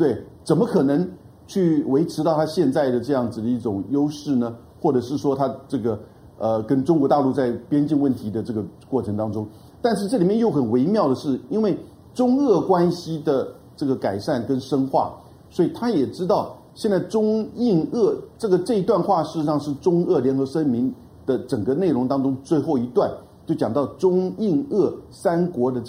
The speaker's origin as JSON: {"language": "Chinese", "country": "Taiwan", "said": "我们台湾人到印度"}